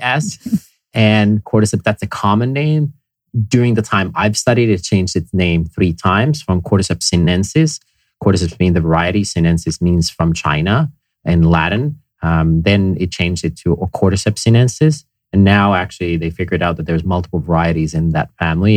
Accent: Finland; moved away; I grew up in Finland

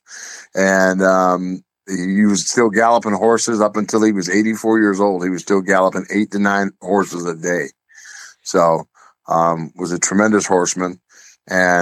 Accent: Rome, Ohio, United States; We grew up in Rome, Ohio, Ashtabula County

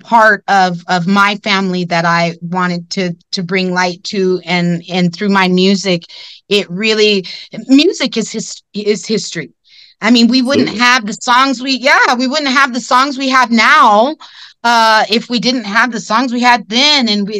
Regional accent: California, United States; I'm not sure if we talked about why I came from California.

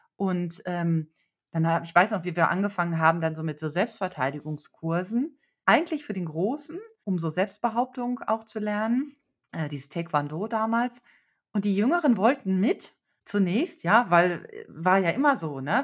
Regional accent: Bielefeld, North Rhine-Westphalia, Germany; ich komme aus Bielefeld. Das liegt in Westfalen. Ich bin also total bodenständig aufgewachsen

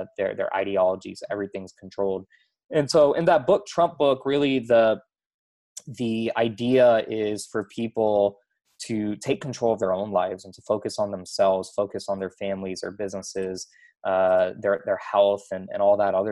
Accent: Houston, Texas, United States; I grew up in Houston, Texas

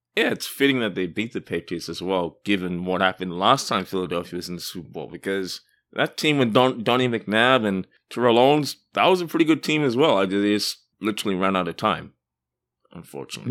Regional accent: Australia; I'm from Australia

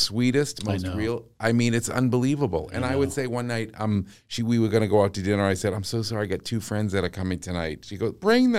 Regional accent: Massachusetts, United States; accent: Massachusetts; Oh, did my Massachusetts accent come out?

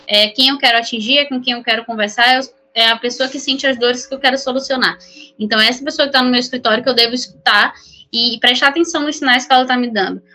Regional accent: São Luís, Maranhão, Brazil; moved away as an adult; also born or lived in São Paulo; eu sou de São Luís, Maranhão

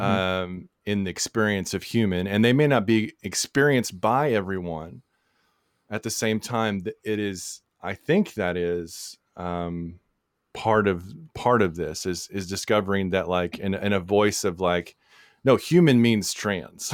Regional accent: Texas, United States; we're both from Texas, so the Bible comes up a lot

